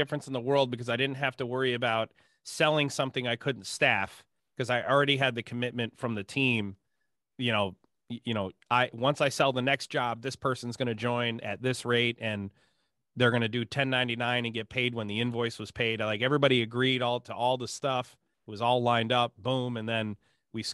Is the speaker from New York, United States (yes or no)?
yes; Ithaca, New York, United States; I grew up in Ithaca